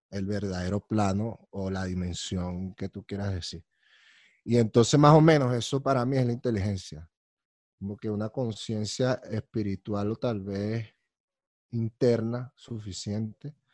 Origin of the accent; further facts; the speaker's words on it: Colombia; Yo soy de Colombia y tal, no sé qué y tal, pim, pum, pam.